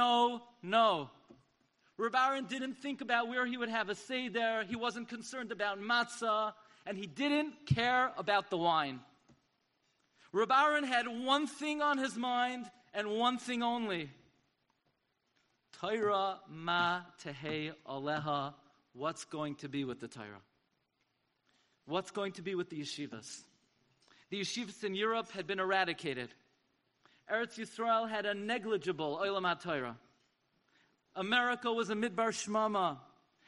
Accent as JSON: {"language": "English", "town": "New York City", "region": "New York", "country": "United States", "tie": "born or raised there", "said": "the shul that I grew up in the Aguda of Avenue L in Flatbush."}